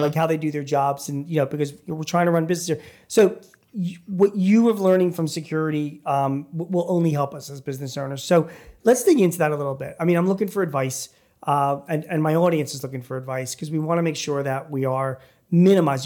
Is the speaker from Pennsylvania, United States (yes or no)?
yes; Philadelphia, Pennsylvania, United States; I'm from Philly